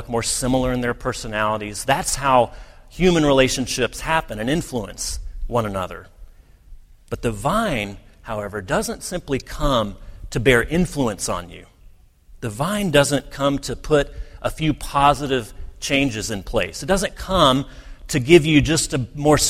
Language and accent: English; United States; many of us as American